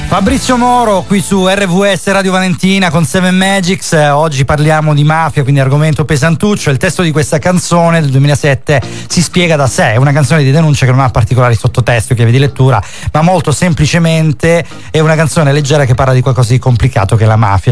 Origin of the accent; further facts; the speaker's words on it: Calabria, Italy; ti parlo da calabrese